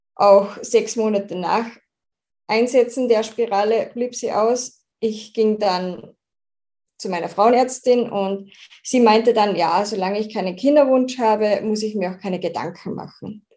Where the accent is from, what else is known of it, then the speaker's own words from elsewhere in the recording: Austria; da ich aus Österreich komme, kann es sein, dass ich manchmal nicht ganz Hochdeutsch, hochdeutsche Wörter von mir bringe